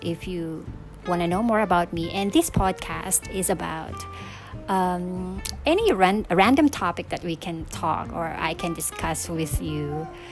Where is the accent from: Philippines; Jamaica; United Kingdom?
Philippines; moved away as an adult; now in Seoul, South Korea; I'm from the Philippines.